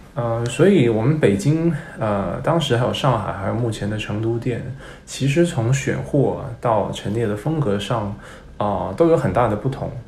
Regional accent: Hong Kong; first language Cantonese; Chinese is a second language; moved away as an adult; also born or lived in United States / Beijing; 其实是我还没有去过北京呢，我是在香港长大的

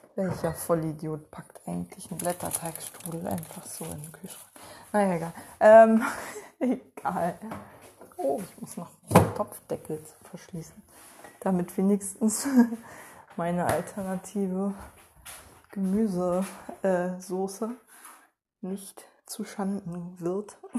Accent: Germany; als Deutsche

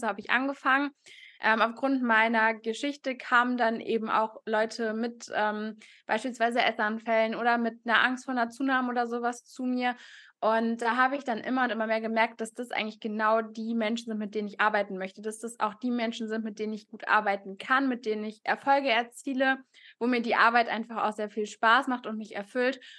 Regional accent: Cologne, North Rhine-Westphalia, Germany; ich komme aus Köln, studiere aktuell noch ähm, Sportwissenschaften an der Sporthochschule

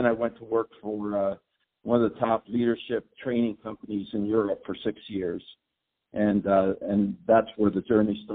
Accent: Mexico City, Mexico; I was born in Mexico City of U.S. parents and lived there for about 20 years. Hablo español perfectamente, and also a little bit of English.

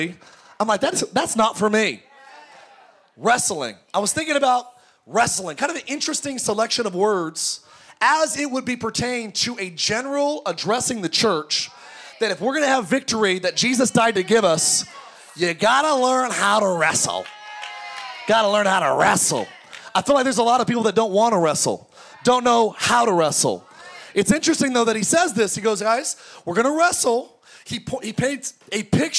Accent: Antelope Valley, California, United States; I grew up in the Antelope Valley, the home of … and Paul George.

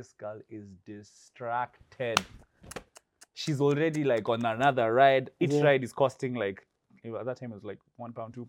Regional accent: Nairobi, Kenya; accent: Meru; also born or lived in Meru; now in London, United Kingdom; So I grew up in South Sea. South Sea is not, it's not super wealthy.

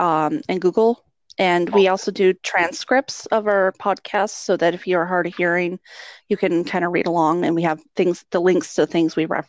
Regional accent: Western New York, United States; also born or lived in Florida; now in Minnesota, United States; So I'm originally from Western New York, and then I moved down to Florida and then moved up to Minnesota.

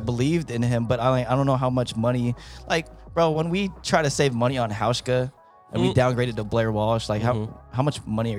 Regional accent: Philippines; I'm not going to make any excuses for Pacquiao just because I'm Filipino

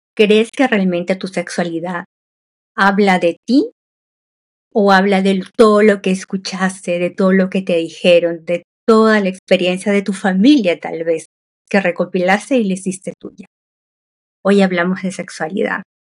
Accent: Peru; yo soy de Perú

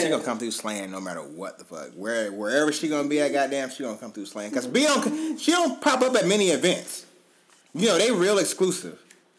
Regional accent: the South, United States; I'm from the South, so it's like, that's just kind of, like, what we've always done or what I've been accustomed to.

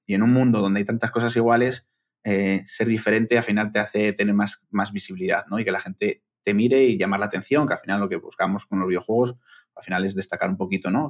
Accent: Bilbao, Basque Country, Spain; yo soy de Bilbao, que estoy al norte

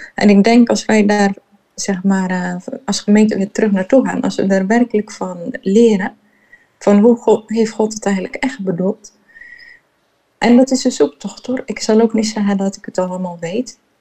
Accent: Terneuzen, Zeeland, Netherlands; moved away as an adult; also born or lived in Jerusalem, Israel / Heemskerk; En wij zijn opgegroeid in Zeeuws-Vlaanderen, in Terneuzen

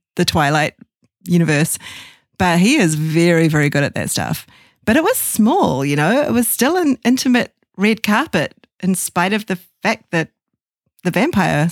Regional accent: New Zealand; accent: New Zealand; my New Zealand accent

